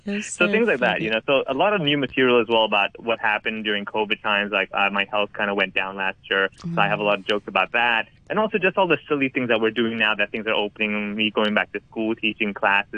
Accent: Hong Kong; when I went to school growing up over here learning Cantonese

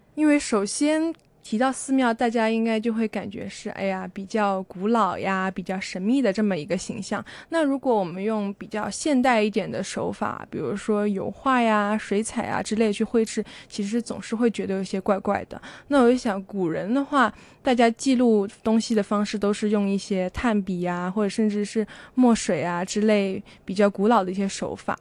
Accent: China; moved away as an adult; also born or lived in Taiwan; 我从小到大都是在中国长大的，我从来没有去西方的世界里生活过一段时间

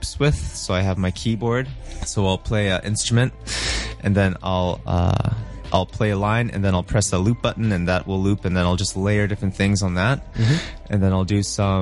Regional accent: Canada; I'm from Canada

